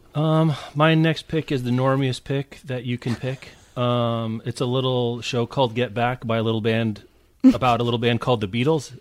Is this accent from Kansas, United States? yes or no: yes; Lawrence, Kansas, United States; I grew up in Lawrence, Kansas